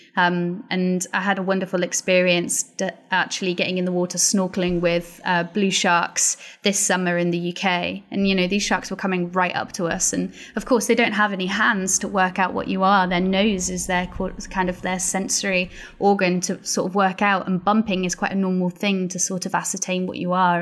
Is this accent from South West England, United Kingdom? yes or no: no; Pembrokeshire, Wales, United Kingdom; moved away; also born or lived in Glasgow; So I'm from Pembrokeshire and, um, it's a beautiful part of Wales